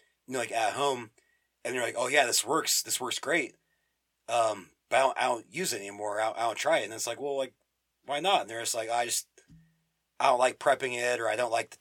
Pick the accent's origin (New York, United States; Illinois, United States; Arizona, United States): Arizona, United States; Phoenix; moved away; We're from Phoenix originally